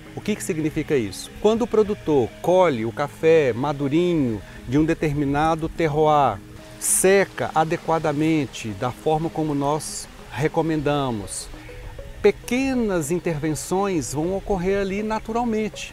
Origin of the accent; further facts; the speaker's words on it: Brazil; Eu sou bem brasileiro